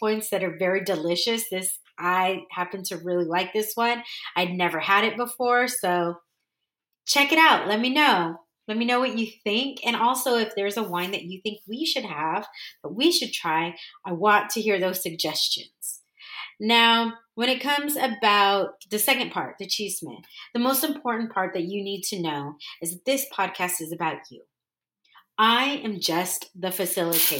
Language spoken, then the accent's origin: English; California, United States; first language English; moved away as an adult; also born or lived in Dallas, Texas / Orange County, California; now in San Diego, United States; I grew up in California, but I literally and figuratively found myself in Dallas for 15 years.